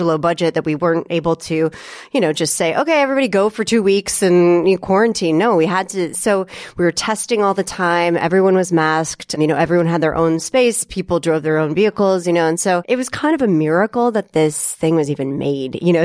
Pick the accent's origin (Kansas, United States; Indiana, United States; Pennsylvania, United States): Kansas, United States; Topeka; moved away as an adult; also born or lived in Galesburg, Illinois; grew up in Topeka, Kansas.